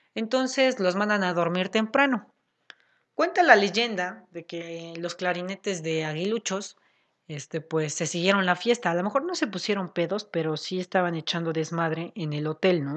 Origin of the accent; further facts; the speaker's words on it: Puebla, Mexico; nosotros somos de Puebla